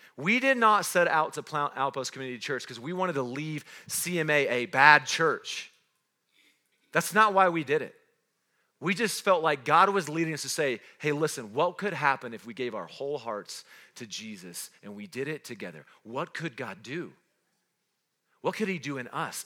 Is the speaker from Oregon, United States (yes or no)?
no; Roswell, New Mexico, United States; also born or lived in North Carolina; now in Cody, United States; I wasn't born in Cody, I wasn't raised in Cody, I was born in Roswell, New Mexico.